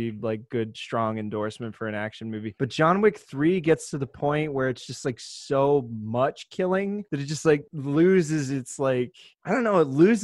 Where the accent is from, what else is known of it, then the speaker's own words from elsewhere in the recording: New Mexico, United States; moved away; I was working in my home state of New Mexico.